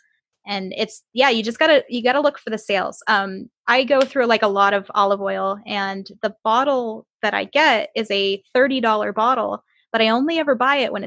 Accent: Michigan, United States; moved away; I grew up in Michigan

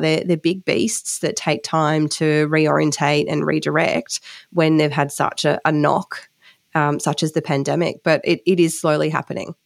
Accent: Western Queensland, Australia; growing up in Western Queensland

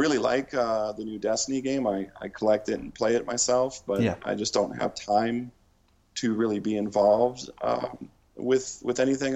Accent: Duluth, Minnesota, United States; the town where I grew up in Duluth

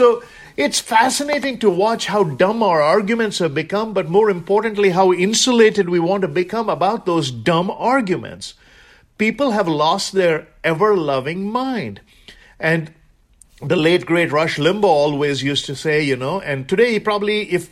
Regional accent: India; moved away as an adult

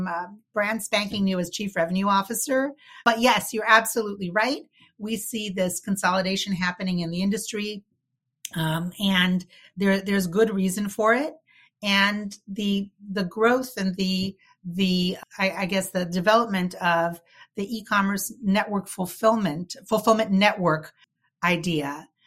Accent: New York City, New York, United States; I grew up in New York City and I went to school there

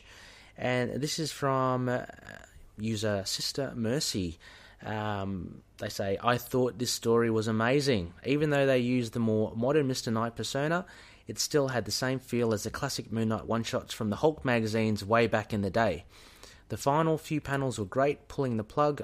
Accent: Australia; we're Aussie

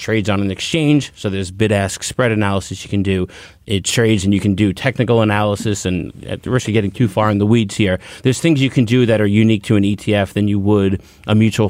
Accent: New York, United States; I'm a New Yorker.

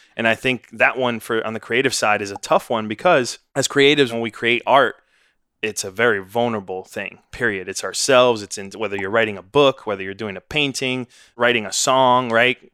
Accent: New York City, New York, United States; moved away as an adult; now in Austin, United States; I grew up in Washington Heights, New York, son of immigrants

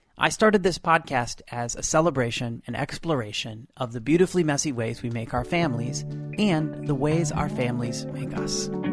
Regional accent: Midwest, United States; I myself was born in the Midwest

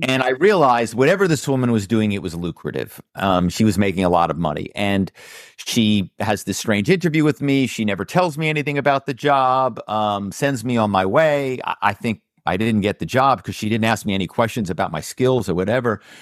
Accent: Philadelphia, Pennsylvania, United States; my hometown is Philadelphia

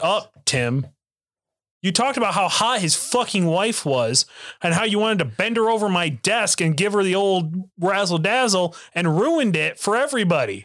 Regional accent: Oklahoma, United States; I'm from Oklahoma

